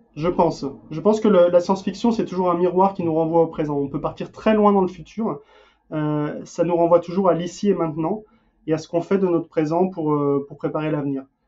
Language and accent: French; France; also born or lived in Denmark; now in United States; j'ai beau vivre aux États-Unis, je suis français, imprégné de culture française